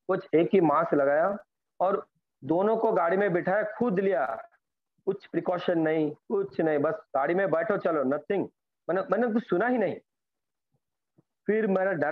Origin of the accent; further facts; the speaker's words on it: Bhubaneswar, Odisha, India; मैं उड़ीसा भुवनेश्वर से बिलोंग करता हूँ